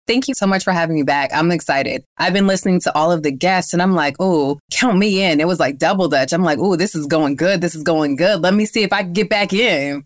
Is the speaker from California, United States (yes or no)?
no; New York, United States; now in Atlanta, United States; I'm from New York where we do have all four seasons, unlike Atlanta where we're